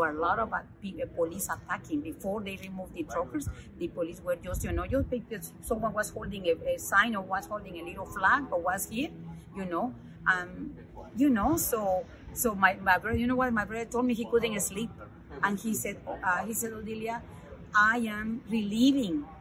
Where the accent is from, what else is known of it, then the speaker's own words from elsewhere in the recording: Guatemala; moved away as an adult; now in Canada; I was born in Guatemala